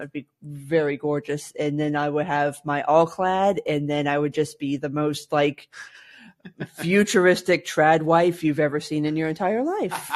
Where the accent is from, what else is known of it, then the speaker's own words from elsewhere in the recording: South Florida, United States; growing up in South Florida, gas appliances were basically not a thing